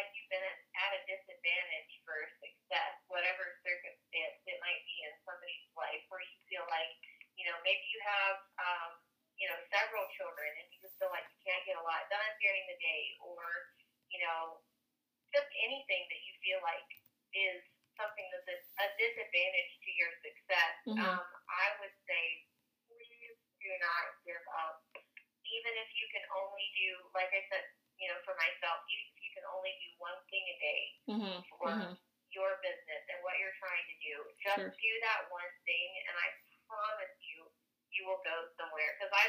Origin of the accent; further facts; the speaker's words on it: North Carolina, United States; also born or lived in Mexico; I'm actually North Carolina native.